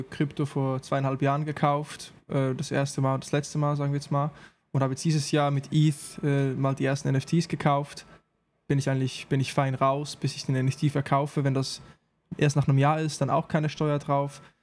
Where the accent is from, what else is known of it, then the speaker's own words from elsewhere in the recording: Switzerland; digitaler Nomade, Portugal ist im Trend, ich bin Schweizer.